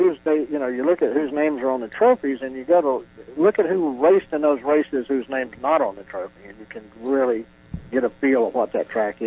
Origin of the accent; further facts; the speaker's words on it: Georgia, United States; also born or lived in Florida; We're from Georgia. I say it this way. I was born in Florida, but by the grace of God, I've turned into a Georgia boy. Lived there quite, you know, probably a large portion of my life I've lived in Georgia. I went to school there.